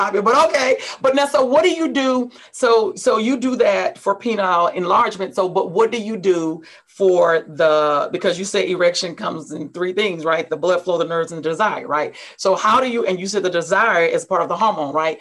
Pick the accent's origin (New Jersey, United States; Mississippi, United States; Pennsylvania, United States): Mississippi, United States; I'm from Mississippi